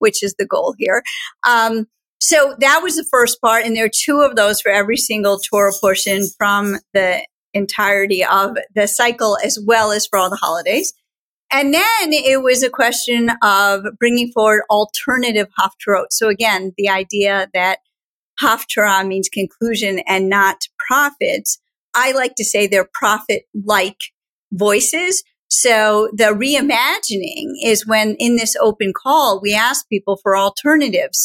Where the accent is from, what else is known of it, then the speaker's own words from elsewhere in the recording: Schenectady, New York, United States; I grew up in Schenectady, New York, at Gates of Heaven